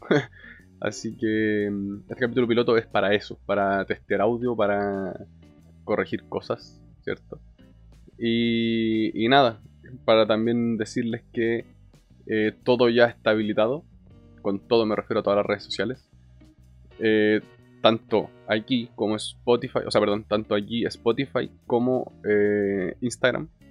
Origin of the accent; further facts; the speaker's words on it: Chile; tengo 24 años, soy de Chile